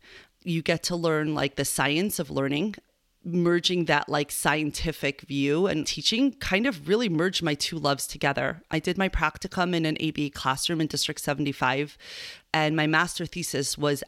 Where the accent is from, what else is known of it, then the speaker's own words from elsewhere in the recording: Long Island, New York, United States; also born or lived in Argentina; I was born in New York. I did a little stint in Argentina, and I grew up in Long Island.